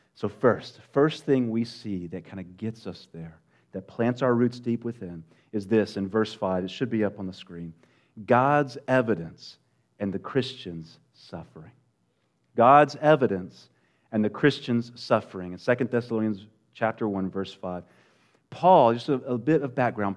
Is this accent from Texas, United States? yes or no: yes; West Texas, United States; moved away; I'm originally from West Texas